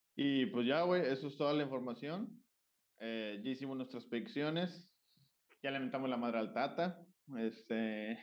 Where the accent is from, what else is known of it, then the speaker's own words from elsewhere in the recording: Mexico; nosotros como mexicanos